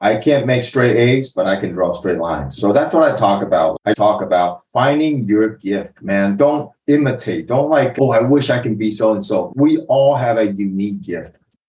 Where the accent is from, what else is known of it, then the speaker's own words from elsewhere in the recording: Taiwan; English is a second language; now in United States; In Taiwan, every day I face test paper. Everything has only one answer. Then I went to America.